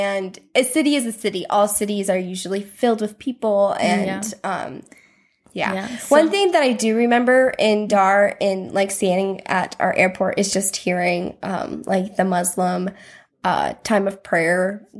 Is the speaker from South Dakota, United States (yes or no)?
yes; South Dakota, United States; I'm from South Dakota.